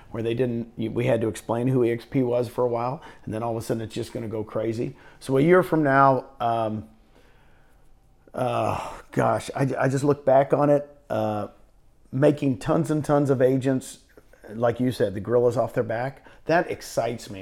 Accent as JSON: {"language": "English", "town": "Phoenix", "region": "Arizona", "country": "United States", "tie": "born or raised there", "moved": "yes", "lives_now": "Puerto Rico", "said": "I grew up out in Phoenix area"}